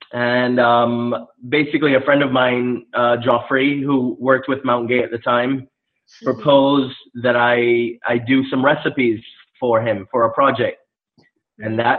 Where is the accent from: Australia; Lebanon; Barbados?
Barbados; moved away; also born or lived in Charleston, United States; I grew up in the Caribbean. I grew up in Barbados.